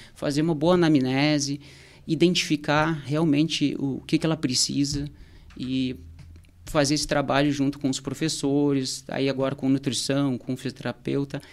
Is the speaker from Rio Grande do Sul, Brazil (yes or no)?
yes; Porto Alegre, Rio Grande do Sul, Brazil; moved away as an adult; now in Torres, Brazil; eu sou de Porto Alegre, tô aqui em Tous já há quatro anos